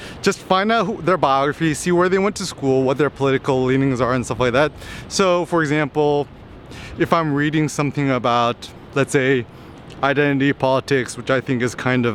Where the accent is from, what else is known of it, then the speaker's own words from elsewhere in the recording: United States; I'm Asian American, I'm Korean American.